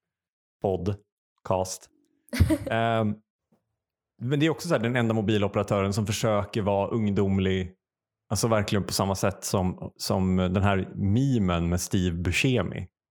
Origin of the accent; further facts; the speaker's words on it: Uppsala, Uppsala County, Sweden; som Uppsalabo